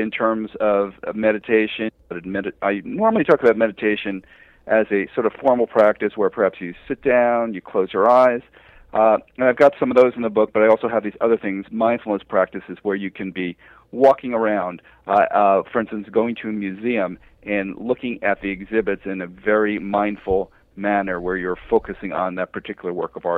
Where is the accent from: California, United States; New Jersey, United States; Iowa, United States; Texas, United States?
New Jersey, United States; moved away; also born or lived in West Coast; I'm originally from New Jersey